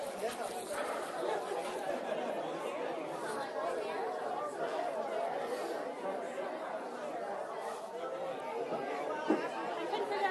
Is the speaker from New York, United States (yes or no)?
yes; Long Island, New York, United States; moved away; also born or lived in Seattle; I was born in Seattle, but I grew up on Long Island